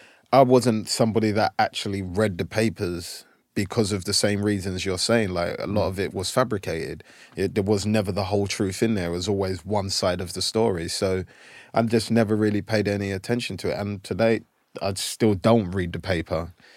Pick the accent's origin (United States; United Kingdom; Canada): United Kingdom; England; Whereas growing up in England, when I was playing, like, sometimes people would hang out